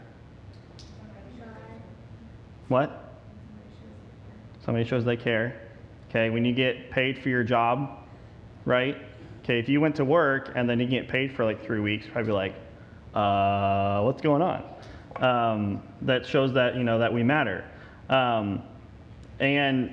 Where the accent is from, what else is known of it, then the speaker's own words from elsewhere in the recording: the North, United States; now in Texas, United States; I am a Yankee